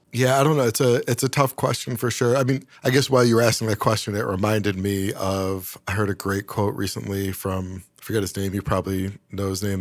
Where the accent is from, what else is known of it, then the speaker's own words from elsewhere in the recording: Syracuse, New York, United States; moved away as an adult; also born or lived in Boston / Atlanta; I grew up in Syracuse, both very cold, snowy places.